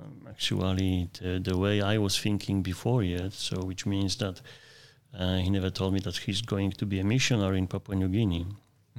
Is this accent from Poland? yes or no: yes; Poland; English is a second language; Yes. I was born in Poland.